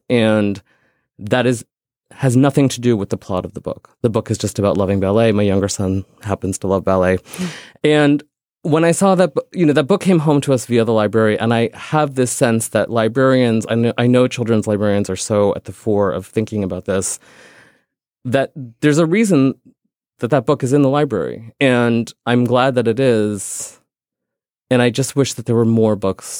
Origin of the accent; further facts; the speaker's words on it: India; I'm not white. I'm Indian.